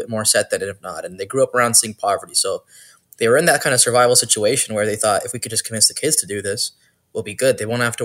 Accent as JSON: {"language": "English", "town": "Brampton", "region": "Ontario", "country": "Canada", "tie": "born or raised there", "also_born_or_lived": "Toronto", "said": "I was born in Toronto and I'm raised in Brampton since 2000."}